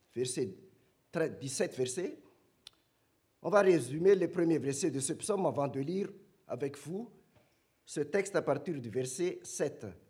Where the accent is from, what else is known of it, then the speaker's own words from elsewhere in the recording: Madagascar; now in France; chez nous à Madagascar